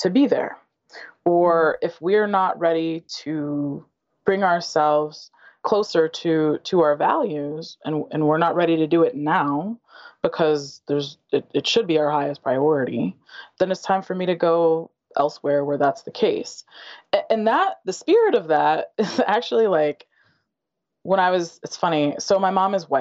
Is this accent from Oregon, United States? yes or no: no; Western Michigan, United States; I grew up in Western Michigan.